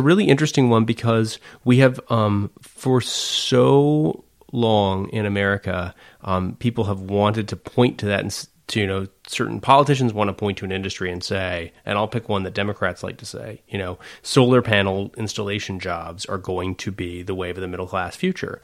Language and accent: English; McMinnville, Oregon, United States; I grew up in McMinnville